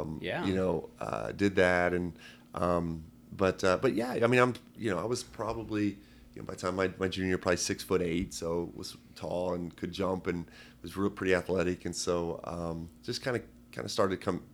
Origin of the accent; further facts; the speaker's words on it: Lebanon, Ohio, United States; I'm from Lebanon, Ohio. I went to high school in Lebanon